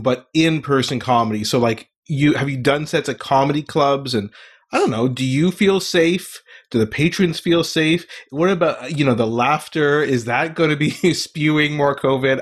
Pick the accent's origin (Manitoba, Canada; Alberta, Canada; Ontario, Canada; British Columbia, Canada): Ontario, Canada; Ottawa; moved away; also born or lived in Montreal, Canada; I was born in Montreal and grew up most of my life in Ottawa, Canada, the capital of Canada, and, uh, moved around a bit.